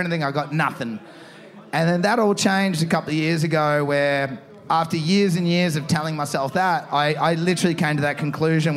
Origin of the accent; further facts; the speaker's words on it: Torquay, Victoria, Australia; I'm in my hometown here, and I love Torquay